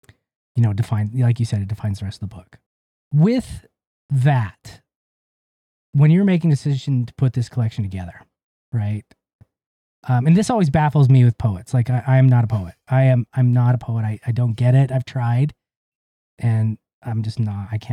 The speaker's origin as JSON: {"language": "English", "town": "Ogden", "region": "Utah", "country": "United States", "tie": "born or raised there", "said": "And I grew up in Utah. I grew up in Ogden"}